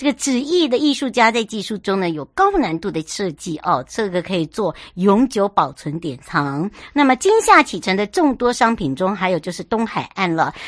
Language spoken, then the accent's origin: Chinese; Yuli, Hualien County, Taiwan; 从呃我的家乡玉里一直要到台东，